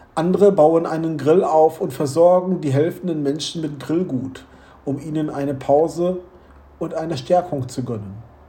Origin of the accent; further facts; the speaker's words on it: Wuppertal, North Rhine-Westphalia, Germany; Bei uns in Wuppertal